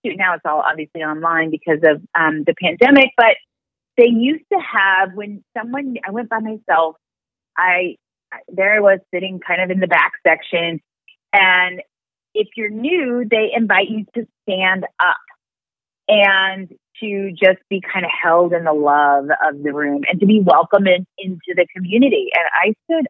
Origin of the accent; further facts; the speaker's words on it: Raytown, Missouri, United States; moved away as an adult; also born or lived in Los Angeles; I'm from Raytown, Missouri. I didn't get that education in my upbringing.